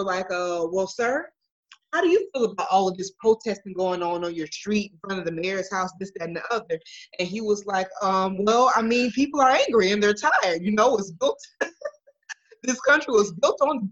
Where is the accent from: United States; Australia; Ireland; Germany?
United States; Milwaukee, Wisconsin; I'm from Milwaukee